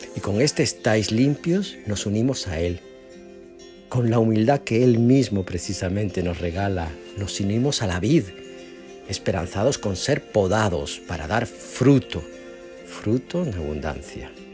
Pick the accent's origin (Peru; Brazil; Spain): Spain; moved away; mi pueblito de España